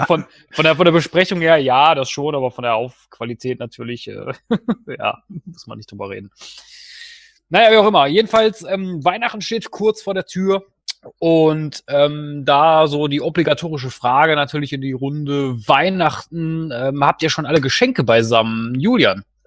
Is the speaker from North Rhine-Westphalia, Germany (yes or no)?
yes; Duisburg, North Rhine-Westphalia, Germany; moved away as an adult; now in Herten, Germany; also ich komme ja eigentlich aus Duisburg, ich bin aber arbeitsbedingt nach Herten umgezogen